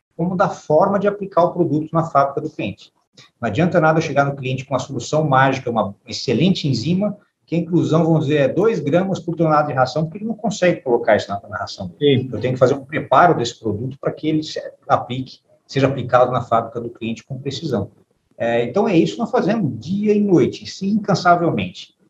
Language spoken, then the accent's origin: Portuguese; São José do Rio Preto, São Paulo, Brazil; eu venho de uma família de São José do Rio Preto, nasci, nasci em São José do Rio Preto